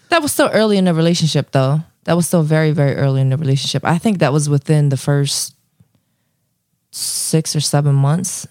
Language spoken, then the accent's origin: English; Philadelphia, Pennsylvania, United States